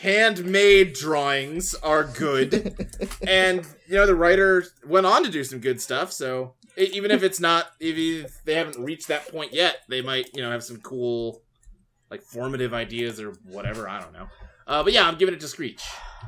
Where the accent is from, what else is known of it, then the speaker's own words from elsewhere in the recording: Ohio, United States; born there; also born or lived in Kentucky / Texas; I mean, I was born in Ohio.